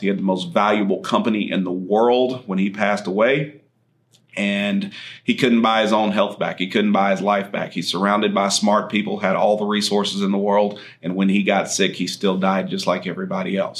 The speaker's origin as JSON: {"language": "English", "town": "Andrews", "region": "Texas", "country": "United States", "tie": "born or raised there", "said": "was born and raised in Andrews, Texas, far west Texas, out in oil and gas country"}